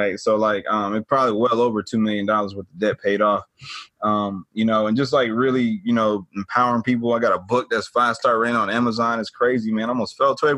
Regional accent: Atlanta, Georgia, United States; born and raised in Atlanta, born and raised in Atlanta, grew up in the suburbs, but Atlanta is home for me

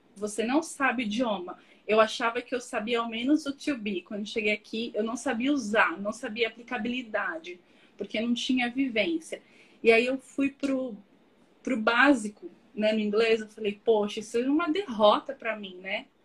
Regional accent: São Paulo, Brazil; moved away as an adult; also born or lived in Australia; Nasci em São Paulo, sou de São Paulo capital.

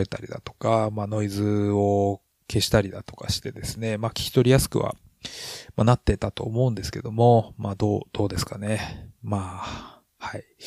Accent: Hokkaido, Japan; 私も北海道人なんで

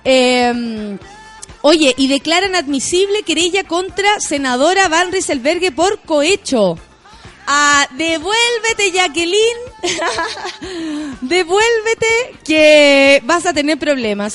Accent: Chile; yo soy una ciudadana chilena

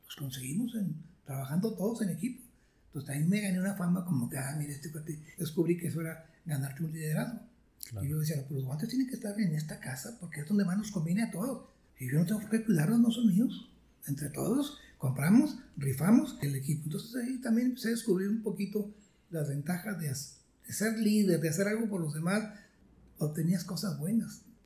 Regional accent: Santa Catarina, Nuevo León, Mexico; also born or lived in Monterrey; yo nací en Monterrey, en lo que hoy se llama San Jerónimo, pero por, ahí nací, pero era, Monterrey. Y de ahí nos fuimos como Santa Catarina, a La Fama, Nuevo León, a La Leona, Nuevo León. Y entonces, pues ahí me la pasé, una niñez mucho, muy agradable

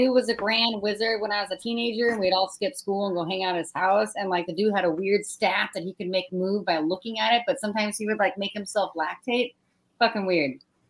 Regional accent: Oregon, United States; I'm from Oregon.

